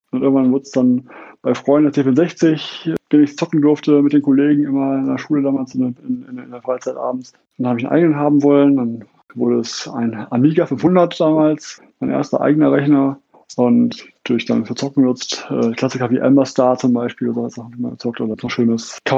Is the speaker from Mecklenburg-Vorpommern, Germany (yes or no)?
no; Essen, North Rhine-Westphalia, Germany; born there; now in Munich, Germany; Ich bin aus Essen gebürtig und lebe jetzt seit 12, fast 13 Jahren um das schöne München herum.